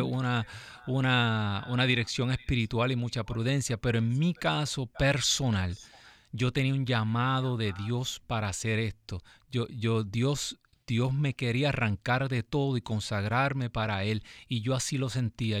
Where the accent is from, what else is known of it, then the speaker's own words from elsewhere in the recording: Ciales, Puerto Rico; yo soy de Ciales, andábamos por todo Puerto Rico